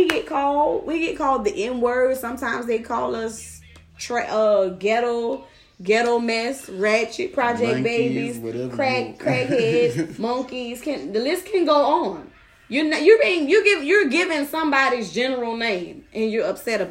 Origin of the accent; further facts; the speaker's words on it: New Orleans, Louisiana, United States; when I was younger, growing up in New Orleans